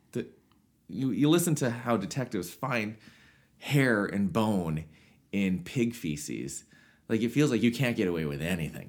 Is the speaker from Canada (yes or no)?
yes; Swift Current, Saskatchewan, Canada; in Swift Current, my hometown.